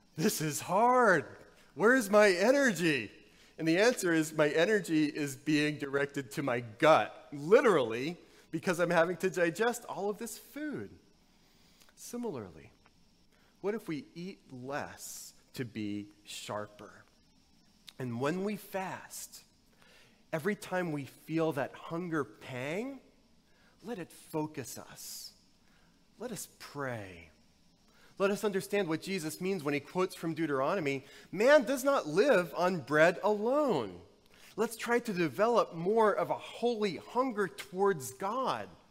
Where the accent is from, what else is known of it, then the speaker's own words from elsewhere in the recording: the South, United States; Growing up in the South, there was the kudzu epidemic